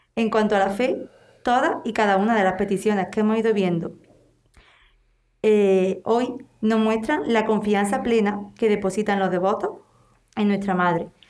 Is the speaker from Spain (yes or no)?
yes; Lucena, Andalusia, Spain; nuestro pueblo, Lucena